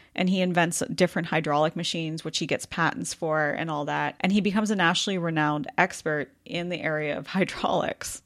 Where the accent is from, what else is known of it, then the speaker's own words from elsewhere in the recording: Goderich, Ontario, Canada; my hometown of Goderich